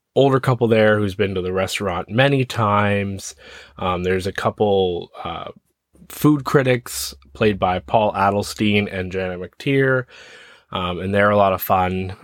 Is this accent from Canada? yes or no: yes; Ontario, Canada; So I'm from Ontario, Canada